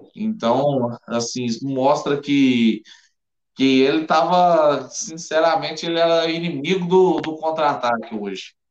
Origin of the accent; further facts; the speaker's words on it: Goiás, Brazil; eu que sou de Goiás